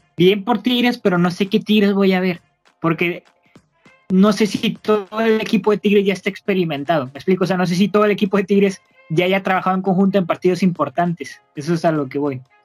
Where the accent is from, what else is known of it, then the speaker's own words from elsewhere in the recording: Monterrey, Nuevo León, Mexico; somos regios, este, orgullosamente regimontanos